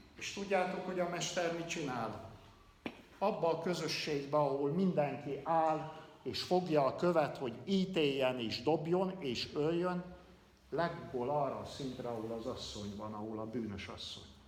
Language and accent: Hungarian; Kalotaszeg, Transylvania, Romania; moved away as an adult; also born or lived in Hațeg area, Romania; 30 éves koromig Erdélybe, Kalotaszegen nem hallottam evangéliumot